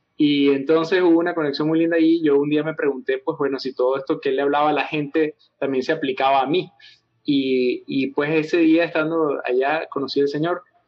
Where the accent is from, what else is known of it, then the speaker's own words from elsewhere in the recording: Venezuela; estando yo en el campus universitario allá en Venezuela, de donde soy